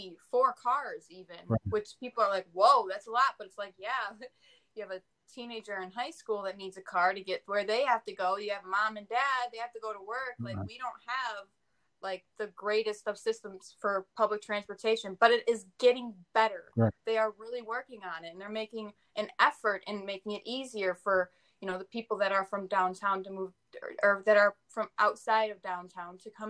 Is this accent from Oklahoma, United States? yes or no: no; Detroit, Michigan, United States; I am originally from the Metro Detroit area. My family grew up in this area